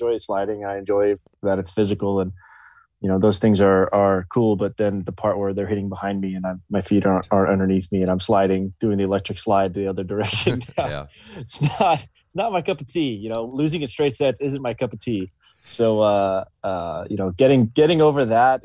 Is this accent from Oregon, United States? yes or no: no; Gallatin, Tennessee, United States; I love Gallatin. I love going home. I still live there